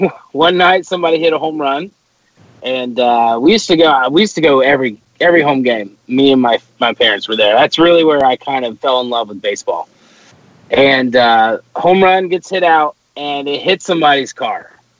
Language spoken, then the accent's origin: English; Portsmouth, Ohio, United States; shout out to my hometown of Portsmouth, Ohio.